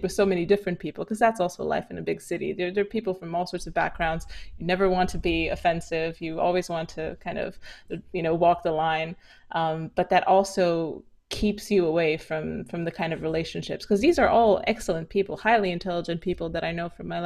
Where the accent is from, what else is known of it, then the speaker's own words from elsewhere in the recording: Romania; moved away; also born or lived in London; growing up in Romania